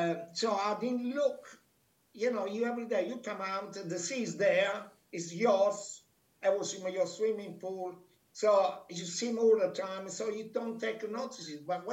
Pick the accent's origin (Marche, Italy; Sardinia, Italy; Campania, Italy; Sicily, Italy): Campania, Italy; Minori; English is a second language; moved away as an adult; now in England; I only realized how beautiful it was, my hometown, is when actually I left for England and I didn't go back for about 2-3 years.